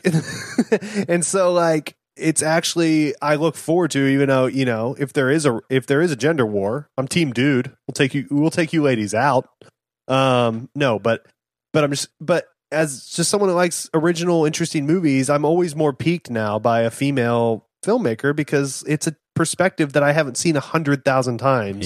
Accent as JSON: {"language": "English", "town": "Fort Worth", "region": "Texas", "country": "United States", "tie": "born or raised there", "said": "we're from, we grew up in Fort Worth"}